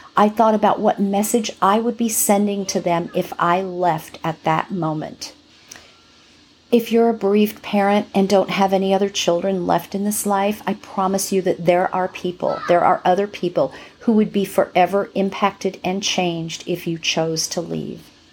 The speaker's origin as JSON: {"language": "English", "area": "right next to Hollywood", "region": "California", "country": "United States", "said": "I'm from California. Um, what can I say? From, from right next to Hollywood."}